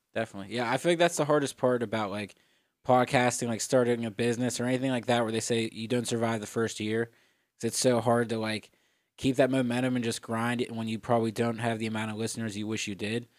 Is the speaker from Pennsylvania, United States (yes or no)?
yes; Etna, Pennsylvania, United States; also born or lived in Florida; I'm originally from Pittsburgh, born and raised in Etna, PA.